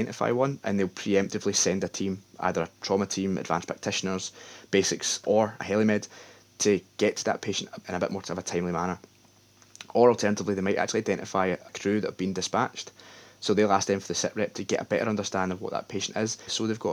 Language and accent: English; the West of Scotland, United Kingdom; I'm from the West